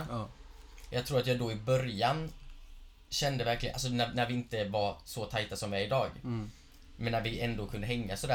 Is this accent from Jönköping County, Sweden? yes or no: yes; Gislaved, Jönköping County, Sweden; now in Stockholm, Sweden; sen jag flyttade från Gislaved mm. upp hit mm. till Stockholm